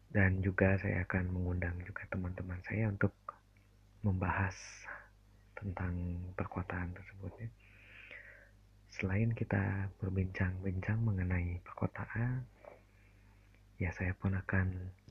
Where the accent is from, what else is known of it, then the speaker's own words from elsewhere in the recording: Bandung, West Java, Indonesia; Saya asli Bandung